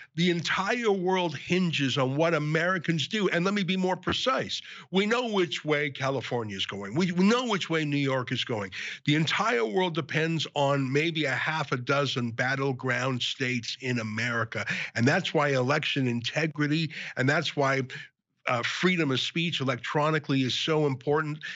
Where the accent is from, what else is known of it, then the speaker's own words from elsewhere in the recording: Canada; my own family came from Ukraine 120 years ago. Obviously, I regard myself as a Canadian